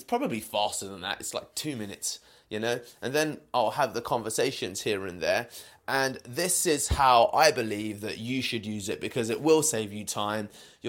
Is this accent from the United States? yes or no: no; United Kingdom; I am a British Indian male, that's obvious